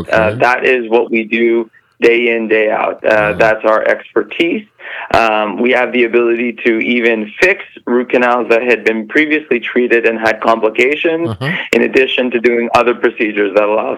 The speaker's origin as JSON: {"language": "English", "town": "Montreal", "region": "Quebec", "country": "Canada", "moved": "yes", "lives_now": "Aventura, United States", "said": "I'm actually originally from Montreal, so I know exactly what winters look like up there"}